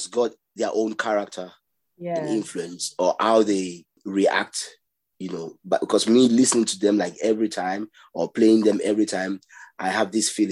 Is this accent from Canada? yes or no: no; Ghana; also born or lived in Nigeria; I grew up also in Kwashibu.